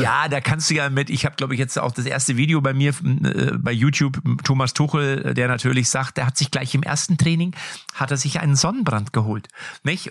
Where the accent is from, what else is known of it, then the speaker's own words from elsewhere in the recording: Lippstadt, North Rhine-Westphalia, Germany; ich komme ja aus Lippstadt